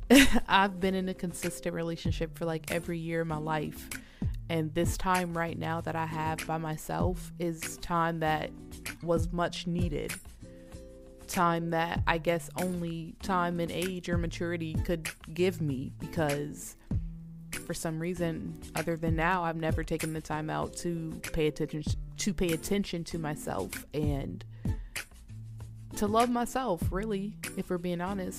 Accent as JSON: {"language": "English", "town": "Atlanta", "region": "Georgia", "country": "United States", "tie": "born or raised there", "moved": "yes", "lives_now": "Minnesota, United States", "said": "I'm not born and raised here in Minnesota, y'all. I'm from Georgia, Atlanta, okay? I'm not from up north. I'm from the south, born and raised in the south"}